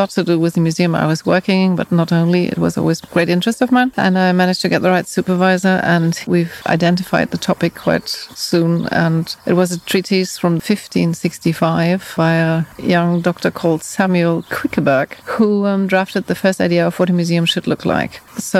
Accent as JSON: {"language": "English", "town": "Frankfurt", "region": "Hesse", "country": "Germany", "tie": "born or raised there", "also_born_or_lived": "United Kingdom", "said": "I was born in Frankfurt. {S1} Oh, okay. {S2} Originally. And then I stayed in Frankfurt am Main until the late 70s. And then my family moved to the UK."}